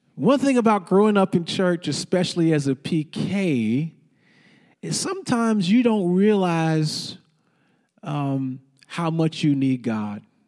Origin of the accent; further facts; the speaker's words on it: St. Louis, Missouri, United States; also born or lived in Fort Worth, Texas; now in Dallas, United States; I grew up in Missouri